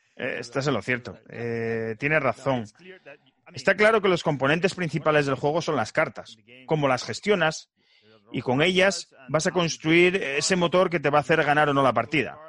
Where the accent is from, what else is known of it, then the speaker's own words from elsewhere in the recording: Spain; first language Spanish; moved away as an adult; now in United States; Los tres miembros de este podcast somos de España y nos conocimos aquí en Estados Unidos.